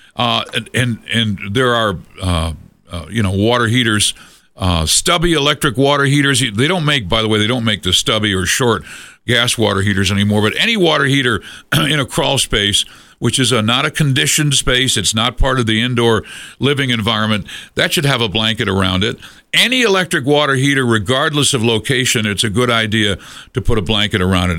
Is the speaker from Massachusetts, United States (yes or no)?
yes; Massachusetts, United States; now in Colorado, United States; I grew up in Massachusetts